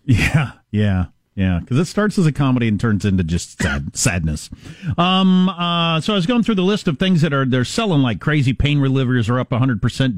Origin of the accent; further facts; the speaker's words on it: Wisconsin, United States; One, it's my home state. Two, it's one of my home states.